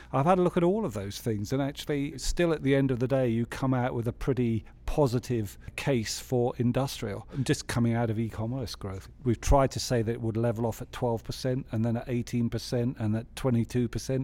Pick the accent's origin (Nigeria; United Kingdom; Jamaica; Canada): United Kingdom; England; as an English economist